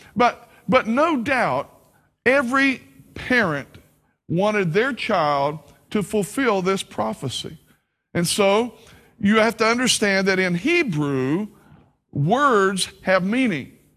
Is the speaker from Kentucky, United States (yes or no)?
yes; Kentucky, United States; accent: hillbilly; moved away; also born or lived in Southern Ohio / Myrtle Beach, South Carolina; I have a hillbilly accent, so I'm from Kentucky